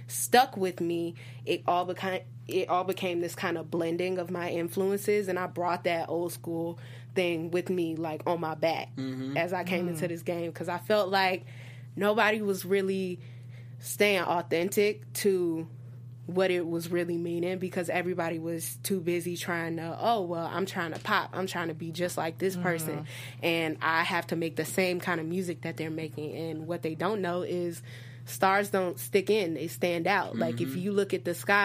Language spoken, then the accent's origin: English; Detroit, Michigan, United States; moved away; I'm from a musical family. I'm from Detroit, Michigan, initially